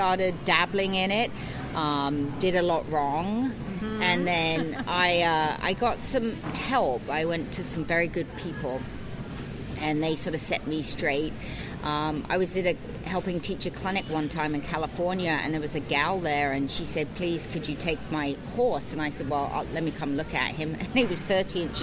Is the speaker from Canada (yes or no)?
no; United Kingdom; moved away as an adult; now in Pacific Northwest, United States; I was born and raised in the UK, American father, English mother